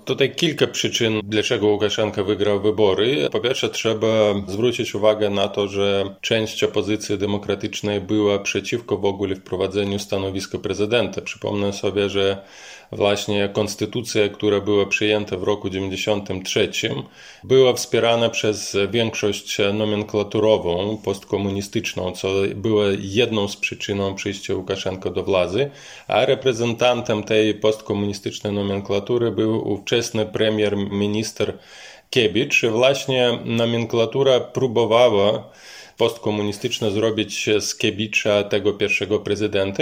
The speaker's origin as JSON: {"language": "Polish", "town": "Mogilev", "region": "Mogilev Region", "country": "Belarus", "moved": "yes", "said": "Pochodzę z regionalnego miasta Mohilew, to jest miasto położone na wschód."}